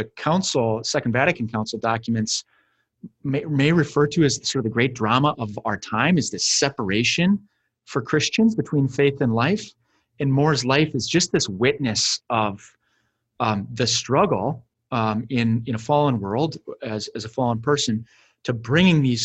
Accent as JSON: {"language": "English", "country": "United States", "said": "we as Americans can really just like, as American Catholics"}